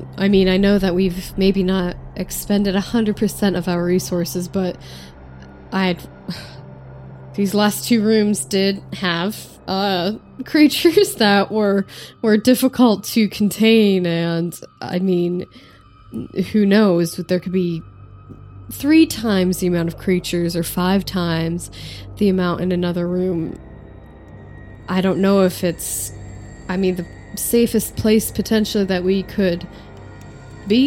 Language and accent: English; United States; I'm an American